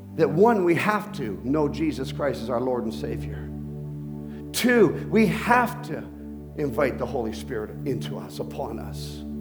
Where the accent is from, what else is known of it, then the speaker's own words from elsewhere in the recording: Bogotá, Colombia; moved away; I was born in Colombia, Bogota.